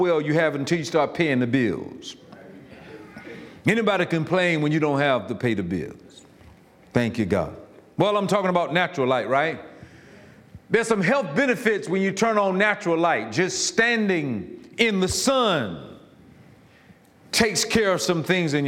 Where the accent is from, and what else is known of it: Florida, United States; born or raised there